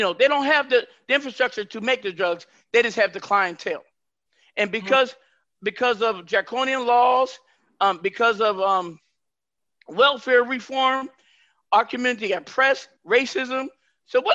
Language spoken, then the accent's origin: English; Northwest, United States; I'm from the Northwest